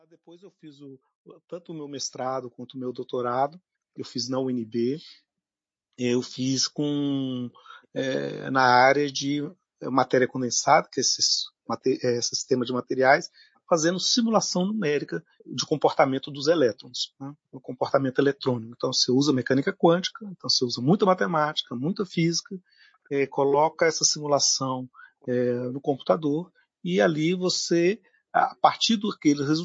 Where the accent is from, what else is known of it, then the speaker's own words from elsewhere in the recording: Minas Gerais, Brazil; moved away; vou dizer que eu vim da Terra mesmo, né? Lá das terras de Minas Gerais. Né? Por isso que eu sou atleticano né? fiel.